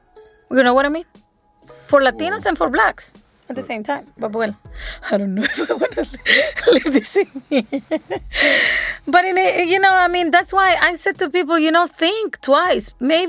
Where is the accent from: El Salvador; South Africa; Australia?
El Salvador; I'm from El Salvador, me too.